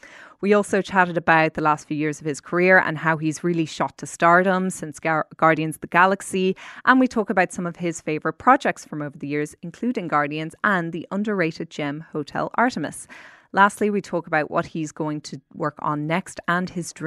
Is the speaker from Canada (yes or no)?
no; Ireland; I'm actually from Ireland myself